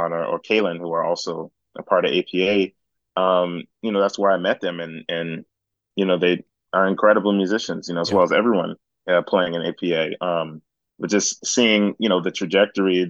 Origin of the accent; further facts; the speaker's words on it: West Orange, New Jersey, United States; I'm from West Orange, New Jersey